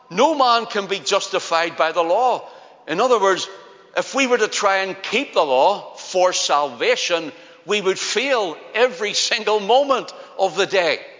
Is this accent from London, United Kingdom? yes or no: no; Belfast, Northern Ireland, United Kingdom; accent: Belfast; Just like my own, I'm a Belfast man. In fact, my accent used to be stronger. I just refined it more through the years, through preaching, because people couldn't understand me in other places.